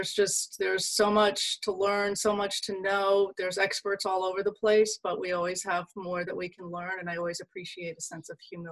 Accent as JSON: {"language": "English", "region": "Ohio", "country": "United States", "tie": "born or raised there", "moved": "yes", "lives_now": "Washington, D.C., United States", "said": "I grew up in Ohio, and I always thought Washington, D.C. was a very exciting place. And I've been living here now for 28 years"}